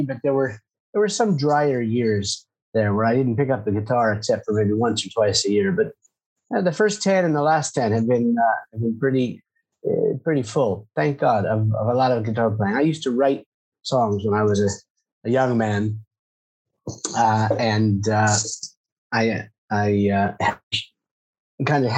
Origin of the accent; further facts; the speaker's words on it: United States; moved away as an adult; also born or lived in California / Washington, D.C.; now in Beit Shemesh, Israel; I grew up in California and Washington, D.C.